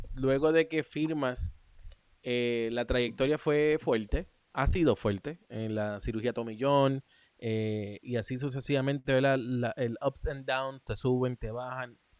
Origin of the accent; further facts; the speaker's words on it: Puerto Rico; somos puertorriqueños